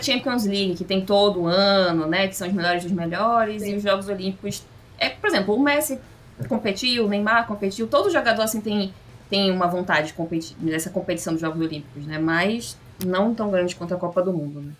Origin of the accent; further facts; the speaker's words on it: Brazil; Nós, como brasileiros